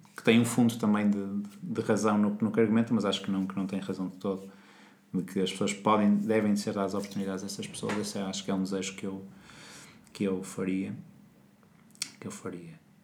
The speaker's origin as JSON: {"language": "Portuguese", "country": "Portugal", "said": "nós portugueses"}